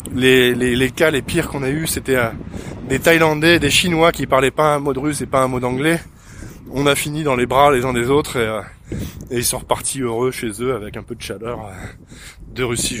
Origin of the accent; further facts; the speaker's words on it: France; je suis français